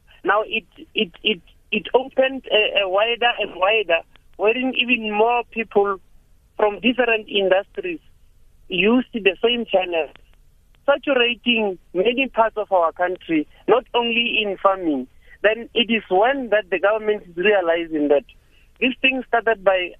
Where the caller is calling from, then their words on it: Limpopo, South Africa; I am calling from Limpopo, far north of Polokwane.